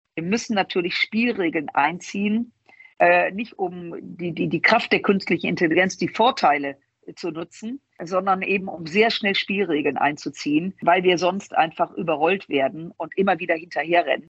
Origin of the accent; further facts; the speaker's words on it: Düsseldorf, North Rhine-Westphalia, Germany; Ich komme aus Düsseldorf, aus dem Rheinland.